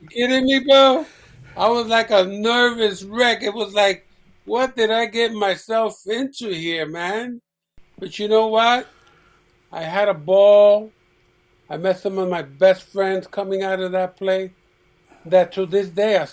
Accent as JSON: {"language": "English", "town": "New York City", "region": "New York", "country": "United States", "tie": "born or raised there", "also_born_or_lived": "Puerto Rico", "said": "I grew up in Chelsea, and then we lived in the West Village in the 60s. And in 1970, we moved to the Lower East Side, downtown Manhattan"}